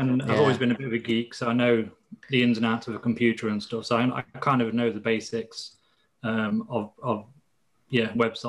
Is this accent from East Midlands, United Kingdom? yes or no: yes; East Midlands, United Kingdom; Leicestershire in the UK.